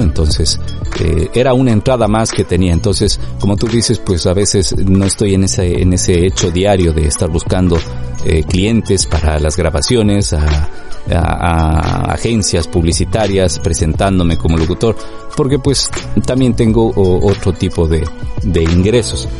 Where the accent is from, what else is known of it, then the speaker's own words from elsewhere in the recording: Ecuador; moved away as an adult; also born or lived in Madrid, Spain; now in London, United Kingdom; trabajando ya en medios de comunicación en mi país